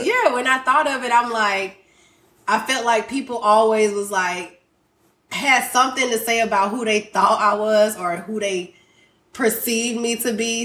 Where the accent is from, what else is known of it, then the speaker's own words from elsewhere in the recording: Griffin, Georgia, United States; now in Houston, United States; I'm not from Houston. I'm from Griffin, Group Town all day